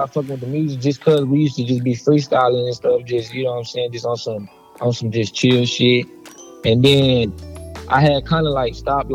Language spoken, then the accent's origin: English; San Antonio, Texas, United States; I'm from San Antonio, Texas, East side